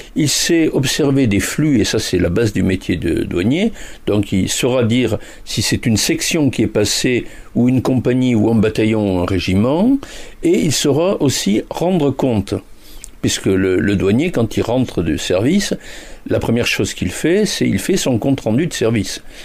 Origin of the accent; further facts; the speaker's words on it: Toulouse, Occitania, France; je suis toulousain et pas bordelais